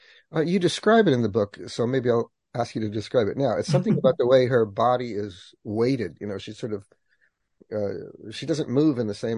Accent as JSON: {"language": "English", "region": "Southern California", "country": "United States", "tie": "born or raised there", "said": "I grew up in Southern California"}